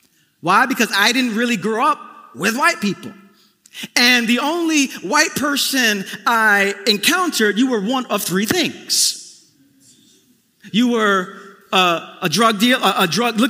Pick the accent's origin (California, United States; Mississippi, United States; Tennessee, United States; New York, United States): New York, United States; New York City; growing up in East New York, Brooklyn, in the family I was in, We Puerto Ricans